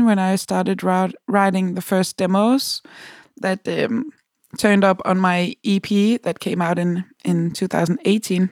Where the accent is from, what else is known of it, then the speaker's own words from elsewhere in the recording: Copenhagen, Capital Region of Denmark, Denmark; I'm a musician from Copenhagen, Denmark.